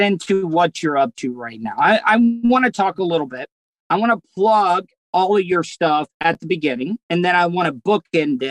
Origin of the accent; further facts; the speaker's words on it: De Leon Springs, Florida, United States; my hometown of De Leon Springs, Florida